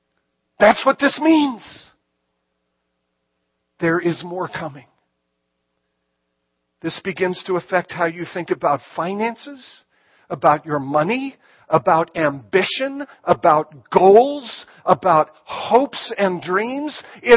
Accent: Ireland; But again, as an Irishman, I have no pride. I'll claim him.

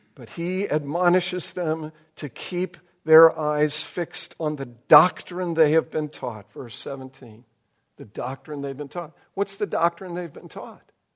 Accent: United States; who we are as Americans and even, I'm afraid, as American Christians

